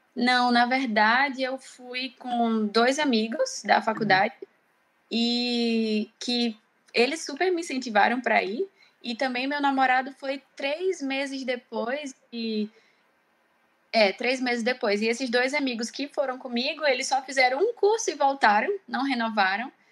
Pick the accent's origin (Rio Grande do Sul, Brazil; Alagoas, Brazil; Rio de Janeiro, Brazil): Alagoas, Brazil; Maceió; moved away as an adult; also born or lived in Ireland; eu sou de Maceió, do Nordeste do Brasil